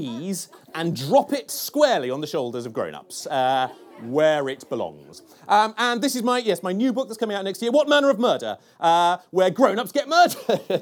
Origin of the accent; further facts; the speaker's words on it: Cornwall, South West England, United Kingdom; I grew up in Cornwall